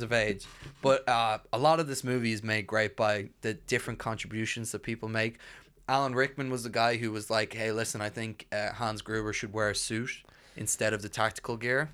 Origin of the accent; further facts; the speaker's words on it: Ireland; we're, we're Irish